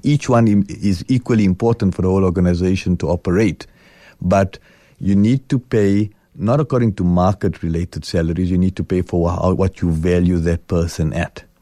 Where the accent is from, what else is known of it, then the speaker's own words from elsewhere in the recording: South Africa; I'm South African.